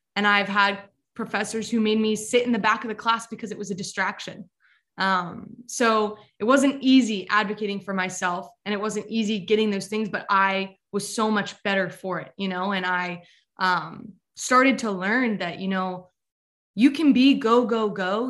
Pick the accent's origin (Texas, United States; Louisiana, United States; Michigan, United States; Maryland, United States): Maryland, United States; Westminster; I'm from Westminster, Maryland